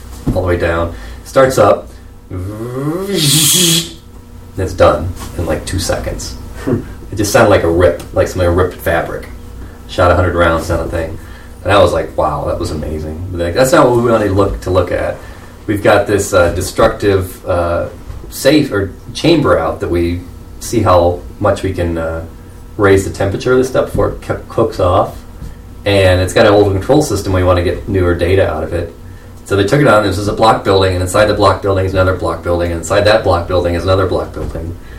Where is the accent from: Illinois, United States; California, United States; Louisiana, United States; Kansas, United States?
Illinois, United States; Southern; the area I grew up in Southern Illinois